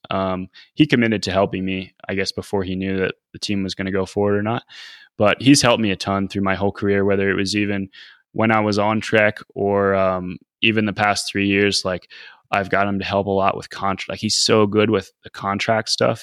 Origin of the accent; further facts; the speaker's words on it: Northeast, United States; growing up in the Northeast